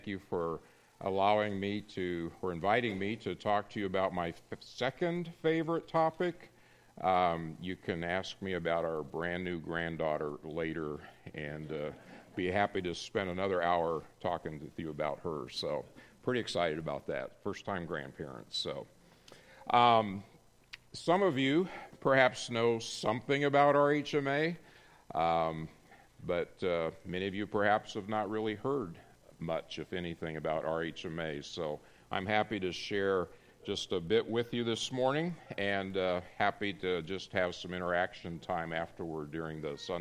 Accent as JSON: {"language": "English", "town": "Morton", "region": "Illinois", "country": "United States", "said": "We're from Morton, Illinois"}